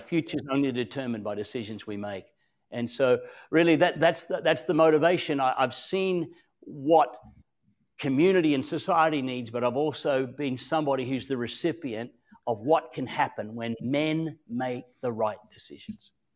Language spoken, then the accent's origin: English; Australia; also born or lived in Queensland, Australia; I'm an Australian.